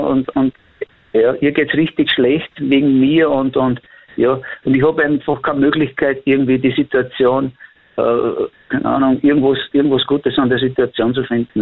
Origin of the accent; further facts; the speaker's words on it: Austria; bei uns in Österreich